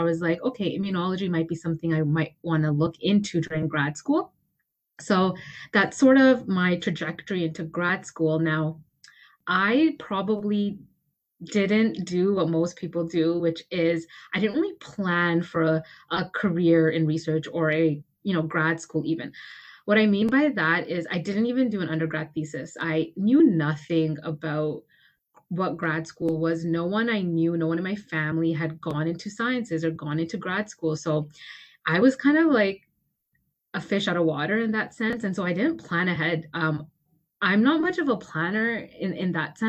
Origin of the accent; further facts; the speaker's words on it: Toronto, Ontario, Canada; I'm from Toronto